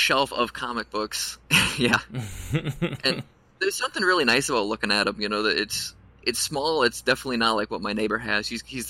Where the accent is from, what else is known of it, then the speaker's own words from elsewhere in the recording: La Crescent, Minnesota, United States; I'm southern Minnesota, but I am from La Crescent, Minnesota.